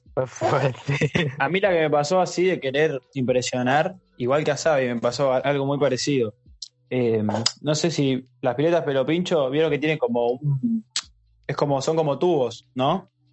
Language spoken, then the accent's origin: Spanish; Quilmes, Buenos Aires Province, Argentina; yo me acuerdo cuando era chico, eh, que vivía en Quilmes